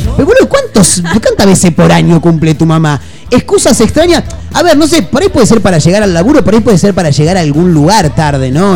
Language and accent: Spanish; Argentina; somos Argentina